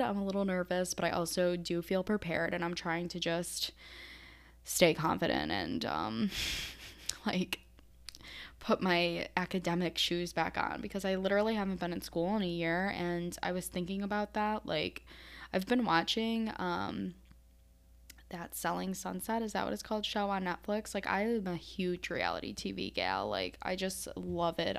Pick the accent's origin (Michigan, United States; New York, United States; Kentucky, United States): New York, United States; Syracuse; moved away as an adult; also born or lived in Brooklyn, New York City; now in Maryland, United States; I'm from Syracuse, New York, uh, or that area of upstate New York